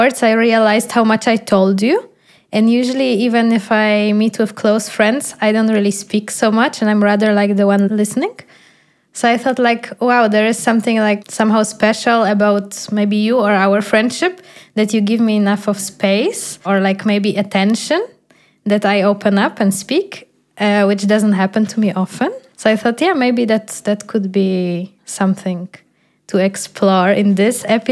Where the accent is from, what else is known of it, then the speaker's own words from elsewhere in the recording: Poland; first language Polish; English is a second language; moved away as an adult; also born or lived in Netherlands; now in Berlin, Germany; I'm moving out from Poland